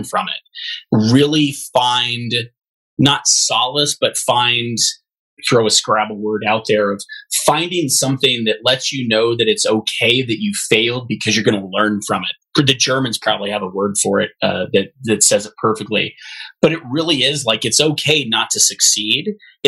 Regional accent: San Diego, California, United States; moved away as an adult; now in Bay Area, United States; growing up in San Diego.

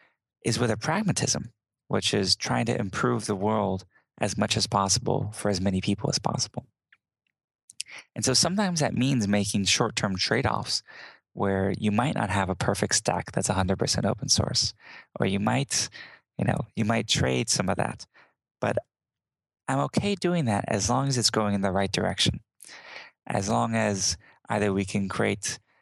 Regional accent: Southern United States, United States; Whether that's me growing up in the South and learning Southern charms or politeness or etiquette or things like that.

